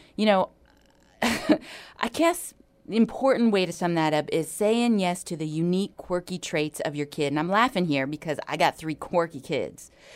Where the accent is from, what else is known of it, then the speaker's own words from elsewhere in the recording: Hawaii, United States; moved away; I grew up in Hawaii